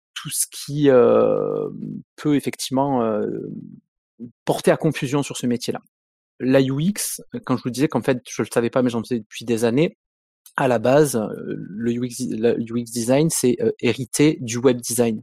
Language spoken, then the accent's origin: French; Montpellier, Occitania, France; Je viens de Montpellier, je suis montpelliérain pur souche